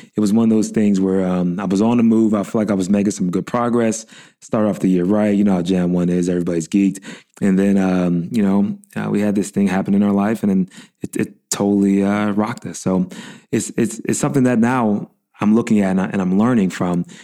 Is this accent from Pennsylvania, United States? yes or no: yes; Pittsburgh, Pennsylvania, United States; I was born and raised in Pittsburgh